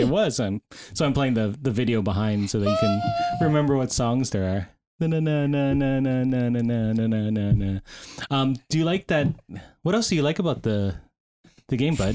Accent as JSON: {"language": "English", "country": "Canada", "said": "we're Canadian here"}